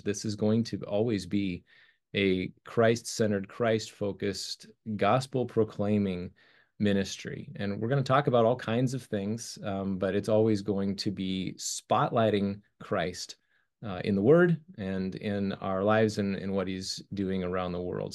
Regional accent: Colorado, United States; grew up in the snow and, uh, lived my, my whole life there

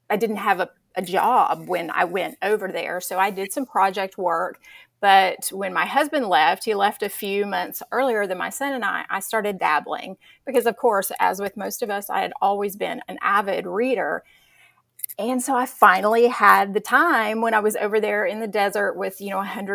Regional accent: Texas, United States; also born or lived in Qatar; So I'm from Texas originally, which is where I'm coming to you from today. And we got an opportunity to go and live in Qatar

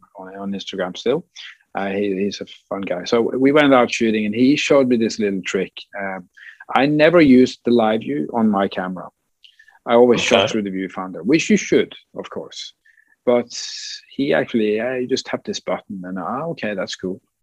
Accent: west coast of Norway, Western Norway, Norway; my hometown on the west coast in, in Norway

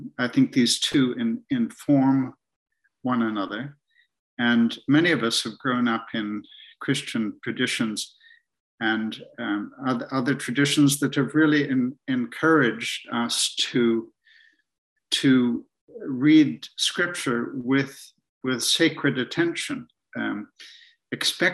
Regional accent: Ontario, Canada; moved away as an adult; now in Scotland, United Kingdom; I'm in Scotland now, but in fact, I grew up in Canada and spent a lot of time up in the Muskoka Lakes, north of big cities like Toronto

